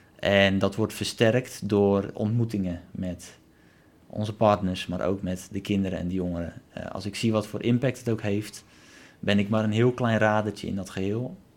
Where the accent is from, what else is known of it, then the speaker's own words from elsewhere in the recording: Netherlands; als Nederlander